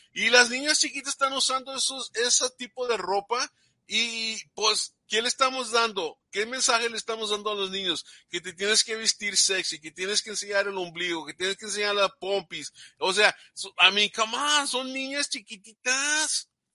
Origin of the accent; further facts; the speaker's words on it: Texas, United States; yo no me crié en México, pero pues soy de aquí de, de Texas